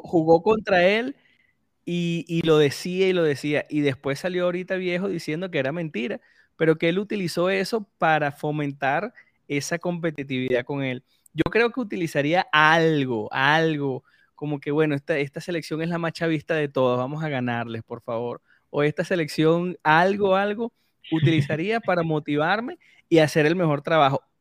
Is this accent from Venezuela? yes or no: yes; Venezuela